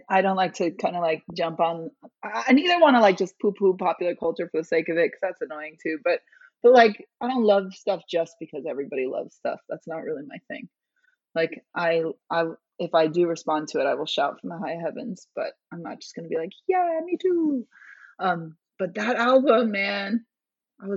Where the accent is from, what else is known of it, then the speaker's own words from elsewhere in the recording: Chicago, Illinois, United States; I'm from Chicago